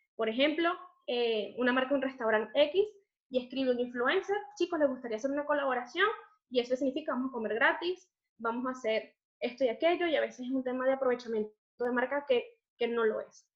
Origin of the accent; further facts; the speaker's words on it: Los Teques, Miranda, Venezuela; moved away as an adult; also born or lived in Caracas; now in Spain; yo nací en Caracas, pero crecí en Los Teques. Eh, vivimos en los, Teques hasta que yo tenía unos 11 o 12 años.